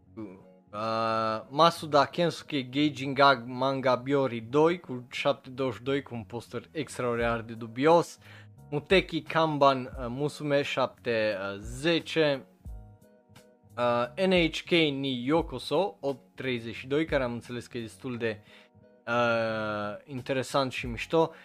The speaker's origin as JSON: {"language": "Romanian", "country": "Romania", "said": "la noi în România"}